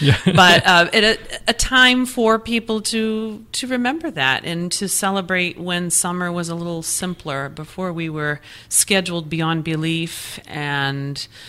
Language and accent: English; New England, United States; accent: New England; got my New England accent comes out every once in a while